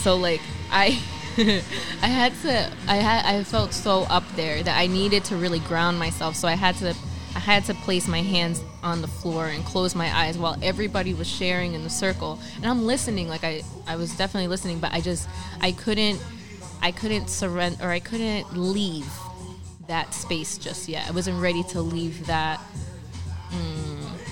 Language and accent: English; Linden, New Jersey, United States; also born or lived in Elizabeth, New Jersey; I grew up in Tremley, and Tremley's were like the Bayway refineries behind us, Staten Island's behind us, the Turnpike